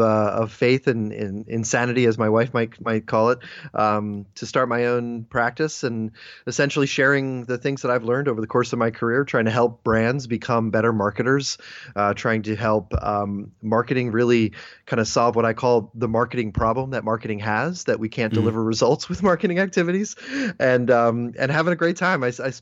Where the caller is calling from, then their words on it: Philadelphia, Pennsylvania, United States; I'm coming from Philadelphia, Pennsylvania, here in the US of A.